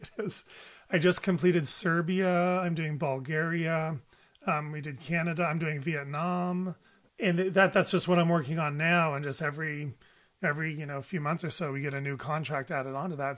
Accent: United States; my life and my views are as an American pediatrician

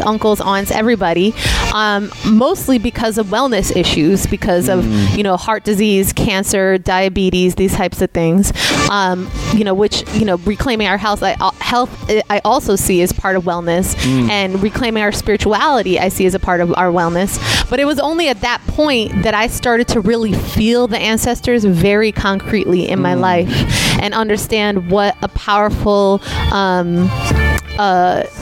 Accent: Puerto Rico; I'm Puerto Rican, and Puerto Rico is a colony of the United States

